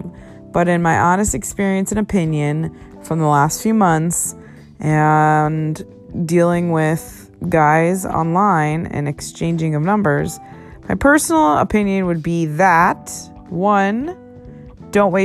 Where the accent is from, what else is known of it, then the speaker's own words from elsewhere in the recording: New England, United States; now in Los Angeles, United States; I'm from New England